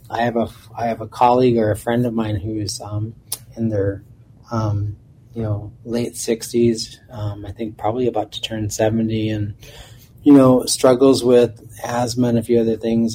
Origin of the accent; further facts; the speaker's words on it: Minneapolis, Minnesota, United States; growing up in South Minneapolis and being able to ride my bike from my home at 31st and Minnehaha